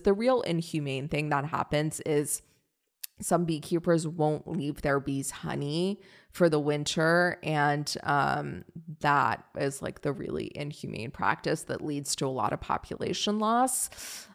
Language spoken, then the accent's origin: English; Northern Virginia, United States; also born or lived in Washington, D.C.; I'm from Northern Virginia